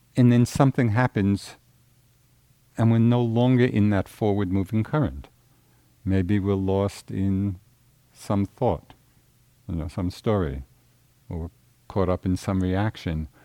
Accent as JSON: {"language": "English", "region": "Central Massachusetts", "country": "United States", "said": "I'm from Central Mass."}